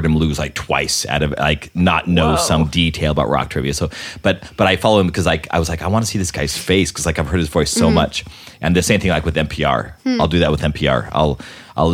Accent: Albuquerque, New Mexico, United States; I grew up in Albuquerque

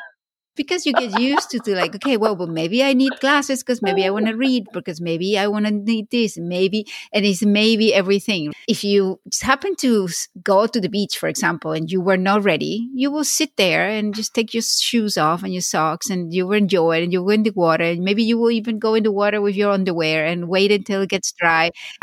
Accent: Venezuela; now in North America; growing up in Venezuela, we would go to the beach every weekend.

